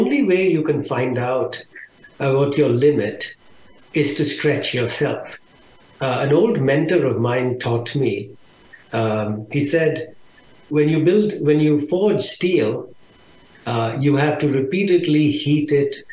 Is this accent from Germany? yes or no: no; India; moved away as an adult; now in Austin, United States; I was born in India, and I lived there for a little over 23 years